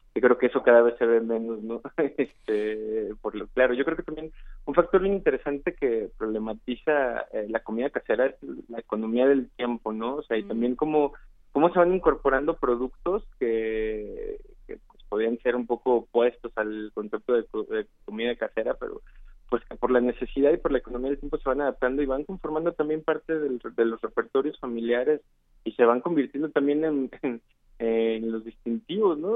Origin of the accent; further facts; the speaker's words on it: San Luis Potosí, Mexico; now in Mexico City, Mexico; Yo soy de San Luis Potosí, de la capital